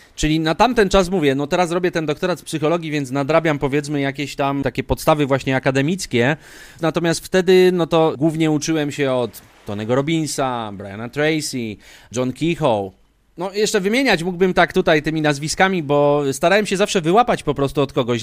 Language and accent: Polish; Kraków, Lesser Poland, Poland; moved away as an adult; Ja pochodzę z Krakowa. I w zasadzie 28 lat, które właśnie mieszkałem w Polsce, to mieszkałem w Krakowie zawsze